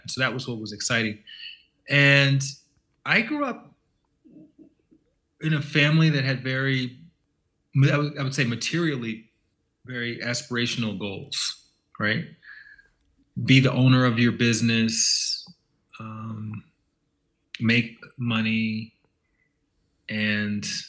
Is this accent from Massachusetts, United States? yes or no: no; Montgomery, Alabama, United States; I grew up in Montgomery, Alabama